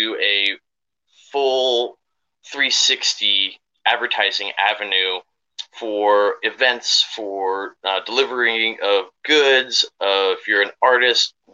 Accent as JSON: {"language": "English", "town": "San Diego", "region": "California", "country": "United States", "tie": "born or raised there", "said": "we moved down to San Diego when I was 10"}